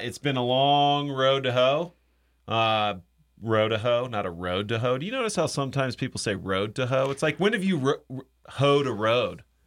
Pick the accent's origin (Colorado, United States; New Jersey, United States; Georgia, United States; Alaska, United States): Georgia, United States; I'm from Georgia